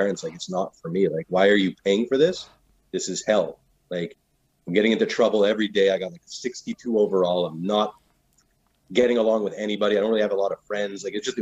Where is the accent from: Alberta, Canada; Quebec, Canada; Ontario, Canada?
Quebec, Canada; Dollard-des-Ormeaux; West Island.